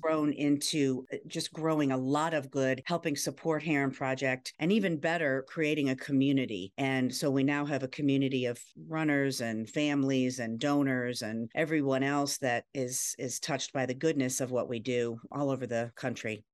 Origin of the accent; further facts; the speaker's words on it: Ohio, United States; now in Virginia, United States; I grew up in Ohio, then moved to Virginia